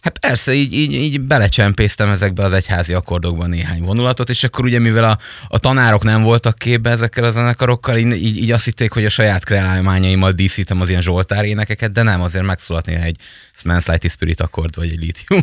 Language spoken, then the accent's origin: Hungarian; Mezőhegyes, Békés, Hungary; moved away as an adult; now in Pécs, Hungary; én egy nagyon kisváros, Békés megyei kisvárosból, Mezőhegyesről származok